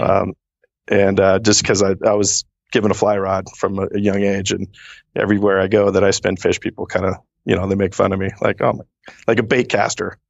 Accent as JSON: {"language": "English", "town": "Seattle", "region": "Washington", "country": "United States", "tie": "born or raised there", "also_born_or_lived": "Redmond, Washington", "said": "born and raised in the Seattle area"}